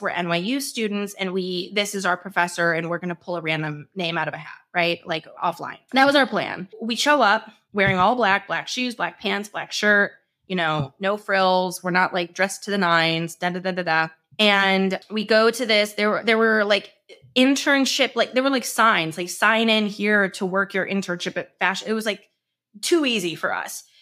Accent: St. Louis, Missouri, United States; moved away; We're from Saint Louis.

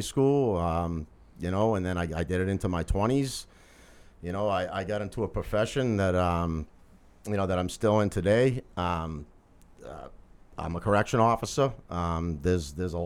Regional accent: Lowell, Massachusetts, United States; born and raised in Lowell

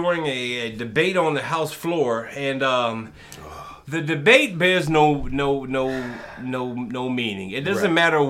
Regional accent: United States; Because I like to be referred as an American. You can call me a darker-skinned American. Because that's what I am. I was born here.

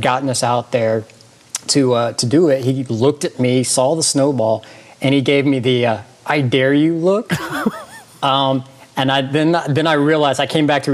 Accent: Georgia, United States; I live in Georgia. I grew up in Georgia.

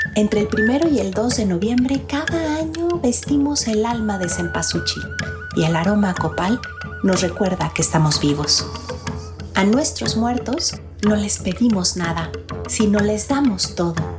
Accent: Mexico; como mexicanos, somos resultado de un mundo prehispánico

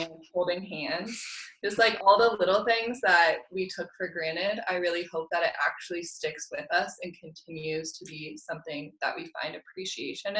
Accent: Fort Collins, Colorado, United States; I'm from Fort Collins, Colorado

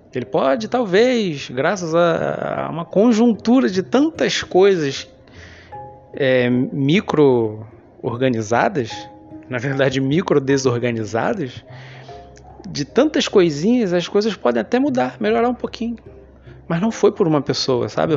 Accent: Rio de Janeiro, Brazil; Eu sou carioca, como muita gente sabe, estou aqui há 35 anos

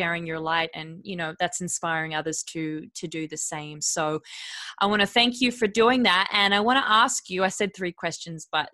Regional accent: Perth, Western Australia, Australia; I'm from Perth.

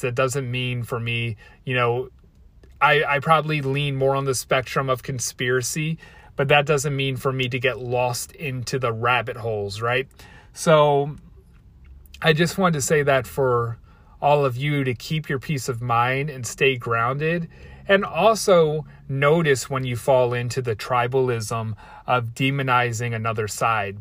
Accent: Baltimore, Maryland, United States; I'm from Baltimore, and that's how we say Baltimore, like Baltimore

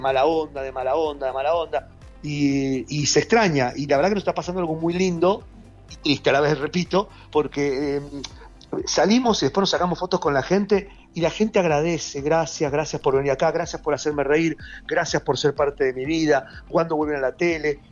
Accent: Argentina; yo me crié acá en Argentina

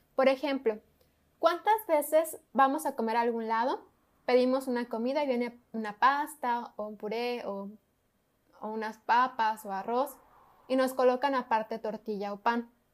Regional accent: Mexico; nuestra cultura como mexicanos

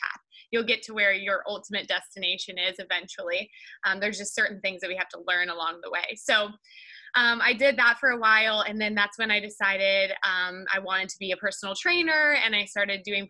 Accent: Kansas, United States; moved away as an adult; now in California, United States; it started back in Kansas 33 years ago. That's where I was born, and I grew up in Kansas.

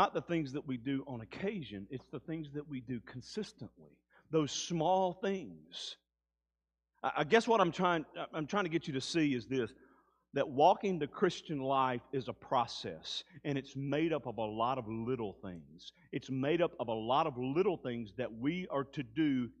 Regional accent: Mississippi Delta, United States; I grew up in the Mississippi Delta.

